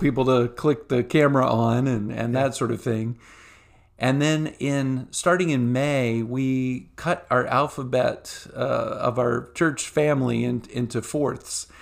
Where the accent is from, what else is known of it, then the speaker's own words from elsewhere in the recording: Virginia Beach, Virginia, United States; I grew up in church in Virginia Beach area